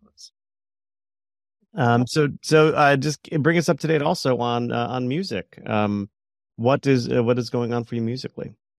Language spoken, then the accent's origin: English; Plantation, Florida, United States; growing up in South Florida